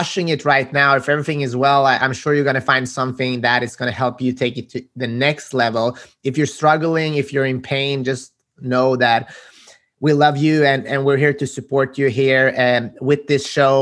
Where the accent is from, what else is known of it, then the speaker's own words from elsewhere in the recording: Sweden; My parents are Macedonian, but I was born and raised in Sweden